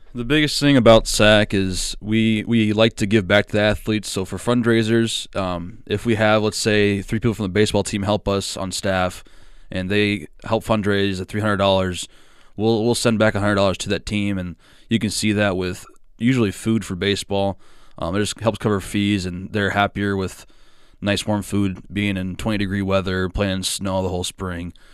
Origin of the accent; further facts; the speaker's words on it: Ackley, Iowa, United States; I'm from Ackley, Iowa